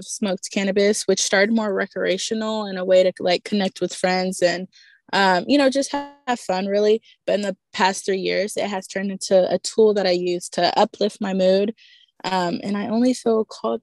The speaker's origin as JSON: {"language": "English", "region": "Texas", "country": "United States", "said": "I'm from Texas."}